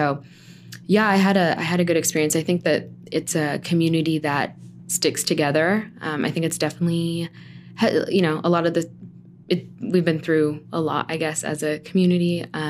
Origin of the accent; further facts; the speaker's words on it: San Bernardino, California, United States; I am from the community. I grew up in San Bernardino. I went to San Bernardino schools like my whole life. I went to Richardson and then Cajon High School.